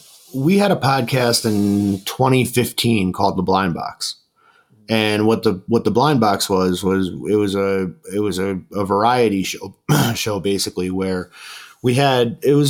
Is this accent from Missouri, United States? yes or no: no; New York, United States; I'm from New York